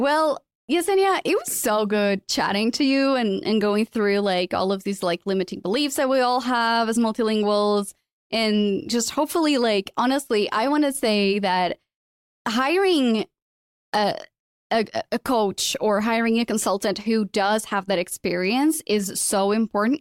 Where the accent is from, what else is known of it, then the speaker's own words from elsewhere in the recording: Portugal; moved away as an adult; also born or lived in London; I'm originally from Portugal. I left, uh, Portugal when I was twenty-one after, you know, graduating and working in radio. I moved to London.